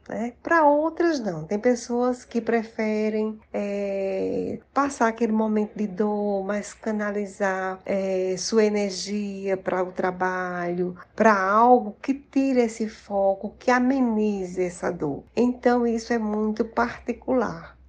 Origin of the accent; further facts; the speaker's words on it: Paraíba, Brazil; also born or lived in Recife; now in Campina Grande, Brazil; Eu sou paraibana, mas trabalhei muitos anos em Recife